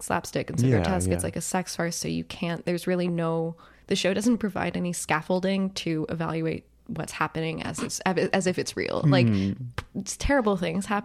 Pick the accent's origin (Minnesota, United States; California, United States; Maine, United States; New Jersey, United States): New Jersey, United States; I'm from New Jersey